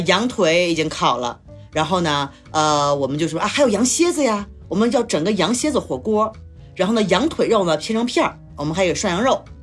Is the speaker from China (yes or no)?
yes; China; 我们中国人就是吃吃喝喝嘛